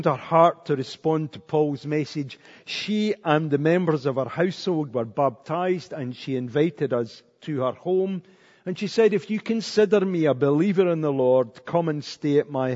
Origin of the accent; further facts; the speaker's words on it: Cumnock, Scotland, United Kingdom; I was brought up in Cumnock